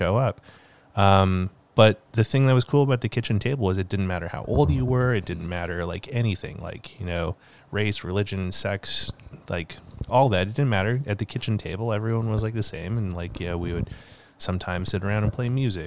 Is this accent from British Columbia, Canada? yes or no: yes; Kimberley, British Columbia, Canada; also born or lived in Calgary, Alberta / Castlegar, British Columbia; I grew up in this small town, Kimberley, just outside of a bigger small town called Cranbrook